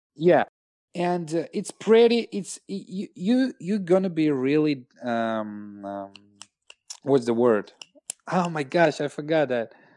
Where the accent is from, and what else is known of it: Russia; English is a second language